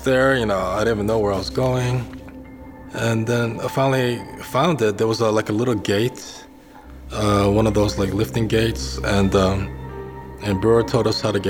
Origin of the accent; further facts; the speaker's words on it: New York City, New York, United States; I'm from Queens, New York